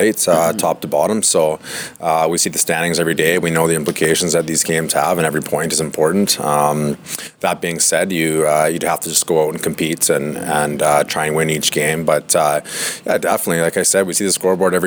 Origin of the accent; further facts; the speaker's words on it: Canada; being Canadian